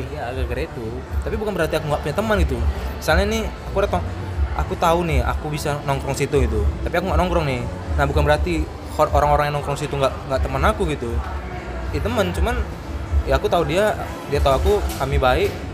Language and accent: Indonesian; Pekanbaru, Riau, Indonesia; also born or lived in Medan; aku asli pekanbaru aku lahir di Medan dari kecil memang udah tinggal di Pekanbaru ya udah sampai sekarang di Pekanbaru